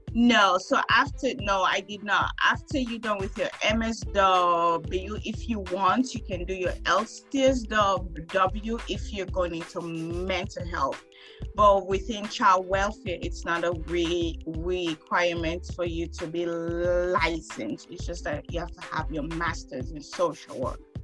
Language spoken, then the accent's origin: English; Sierra Leone; now in California, United States; I'm from West Africa, Sierra Leone